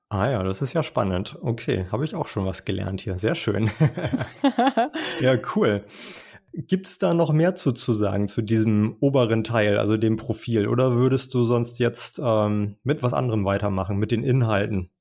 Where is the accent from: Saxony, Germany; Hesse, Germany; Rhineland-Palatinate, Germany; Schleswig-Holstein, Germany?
Schleswig-Holstein, Germany; accent: Plattdeutsch; ich komme ja aus Schleswig-Holstein. Ich spreche Plattdeutsch